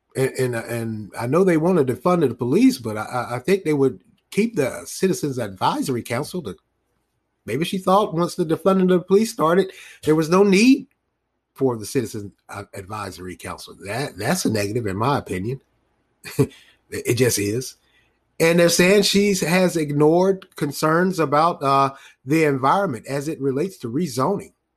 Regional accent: Raleigh, North Carolina, United States; born or raised there

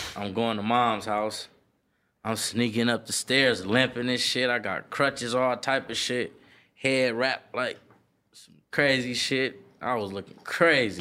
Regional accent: Los Angeles, California, United States; from Slauson and Crenshaw, like, Satin Hood, …, same area. Born and raised

